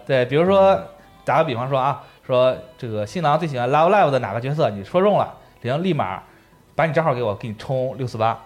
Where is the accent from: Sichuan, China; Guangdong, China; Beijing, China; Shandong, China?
Shandong, China; moved away; also born or lived in Japan; 我们老家嗯。山东那边儿